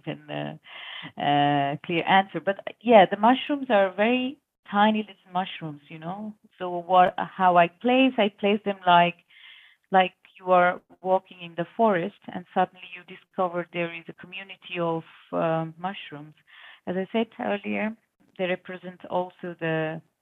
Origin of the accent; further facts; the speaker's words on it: India; moved away as an adult; now in Switzerland; I born and brought up in India, and I'm here from last 3.5 years in Switzerland.